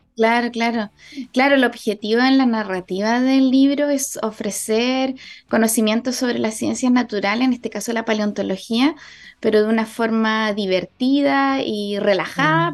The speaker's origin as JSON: {"language": "Spanish", "town": "Porvenir", "region": "Magallanes and Chilean Antarctica", "country": "Chile", "tie": "born or raised there", "said": "que he vivido en mi vida y en mi infancia también en Porvenir"}